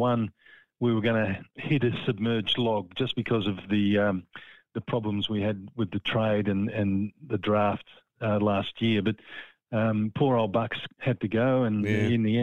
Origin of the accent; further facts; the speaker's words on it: Frankston, Victoria, Australia; I'm proud that I come from Frankston, and that's where my parents settled after they were married